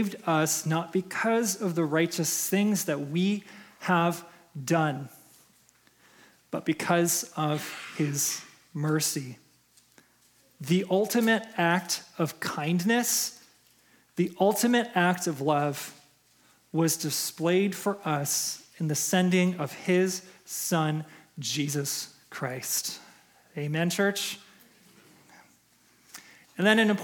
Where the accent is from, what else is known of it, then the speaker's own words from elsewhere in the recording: Chicago, Illinois, United States; moved away as an adult; now in Minnesota, United States; I'm from Chicago. I was born and raised in Chicago.